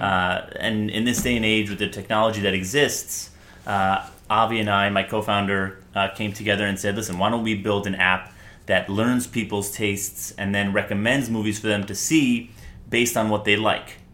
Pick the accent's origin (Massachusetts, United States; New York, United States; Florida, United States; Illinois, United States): New York, United States; New York City; I am from New York City born and raised in Manhattan.